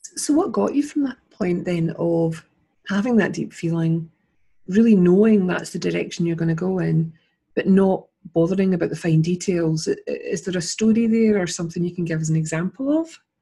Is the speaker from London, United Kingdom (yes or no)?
no; Scotland, United Kingdom; also born or lived in Edinburgh; I'm interviewing her as a Scottish person